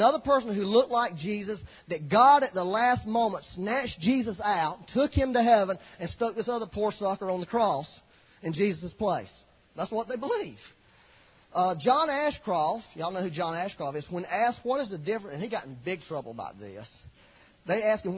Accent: United States

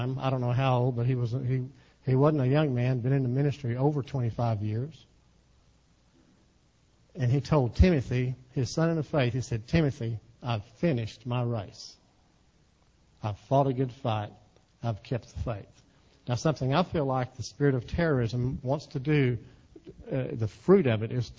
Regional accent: Texas, United States; I'm from Texas. We talk to ourselves in Texas

